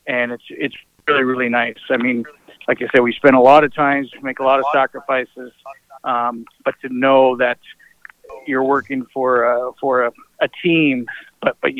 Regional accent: United States; also born or lived in Portland / Kamloops; now in Spokane, United States; we're American and trying to be close to our family

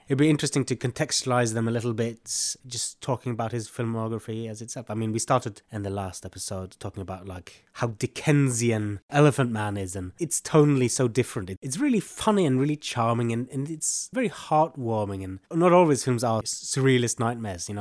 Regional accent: Bodø, Nordland, Norway; I was invited to be artist for a, a jazz festival in my hometown in this beautiful gallery called Bodøgård

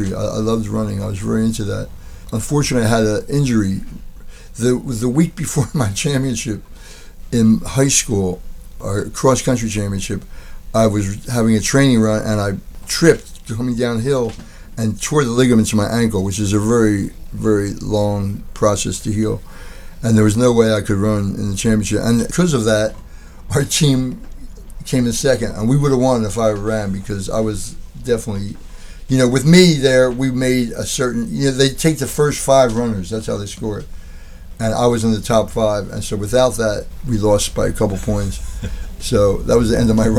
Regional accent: Philadelphia, Pennsylvania, United States; I grew up in West Philly, originally around 52nd and Parkside on Wilton Street

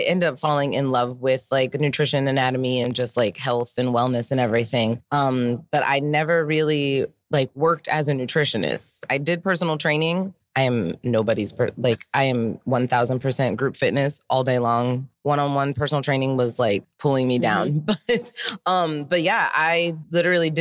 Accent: Ohio, United States; now in New York City, United States; So I'm from Ohio, grew up, born and raised in Ohio.

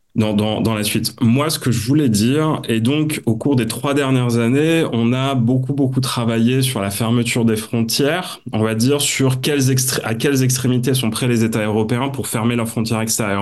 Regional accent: Nord-Pas-de-Calais, Hauts-de-France, France; Je suis originaire du Nord-Pas-de-Calais, donc on se refait pas

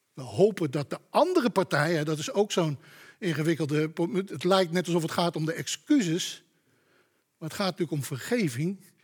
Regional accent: Amsterdam, North Holland, Netherlands; Ik kom toevallig uit Amsterdam

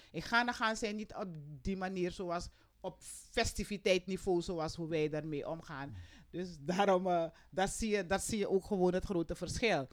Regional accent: Suriname

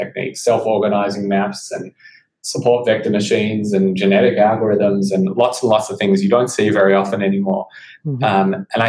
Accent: Australia; moved away as an adult; now in United States; I was from Australia where it's pronounced Kaggle

